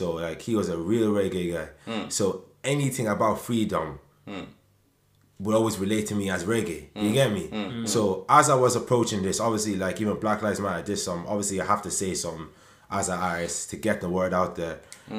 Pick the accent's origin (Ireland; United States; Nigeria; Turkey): Nigeria; I didn't grow up in it, you get me? So more time, even though I know I'm Nigerian, yeah, more time I even question my right to even speak on the subject. Like, I didn't live in Nigeria.